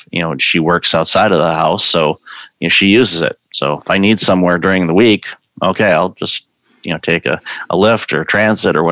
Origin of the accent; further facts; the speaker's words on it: Detroit, Michigan, United States; I grew up in Detroit